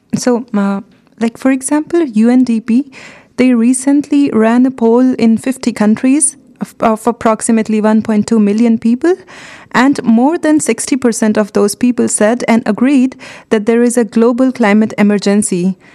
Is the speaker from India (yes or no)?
yes; India; moved away as an adult; So, I come from India